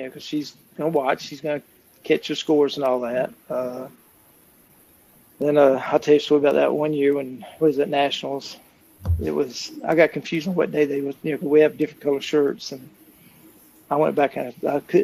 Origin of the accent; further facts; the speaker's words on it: Florida, United States; I'm from Florida